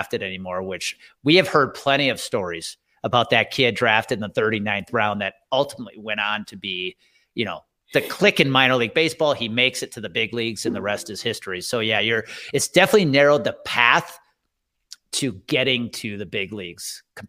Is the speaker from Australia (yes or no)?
no; Wisconsin, United States; Well, let's talk about Trinity, because I'm from Wisconsin.